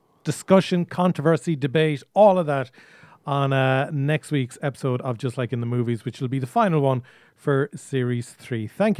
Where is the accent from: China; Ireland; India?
Ireland; you as an Irish producer